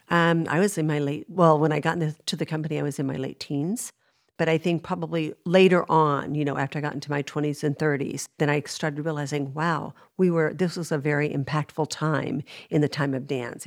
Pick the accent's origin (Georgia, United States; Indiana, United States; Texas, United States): Texas, United States; Dallas; moved away; I'm from Dallas